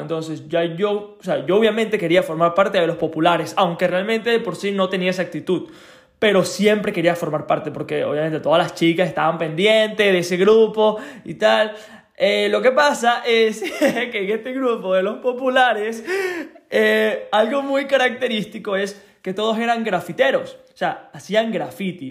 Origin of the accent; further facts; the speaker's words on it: Venezuela; moved away; cuando era pequeño, cuando vivía en Venezuela, tenía alrededor de 15 años